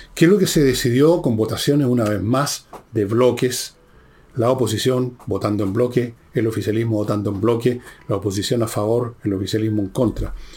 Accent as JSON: {"language": "Spanish", "country": "Chile", "said": "todos nacimos en el Chile o nos hicimos chilenos"}